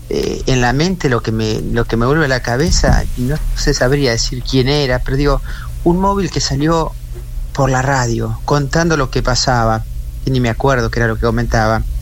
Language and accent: Spanish; Argentina; accent: provincial; porque ya tengo mi, acento pueblerino, mi acento provinciano y me cuesta hablar como puede hablar un porteño sin trabarse